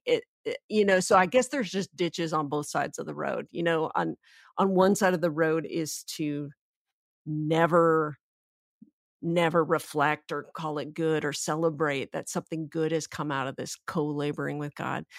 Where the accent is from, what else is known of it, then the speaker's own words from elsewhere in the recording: Canada; I'm Canadian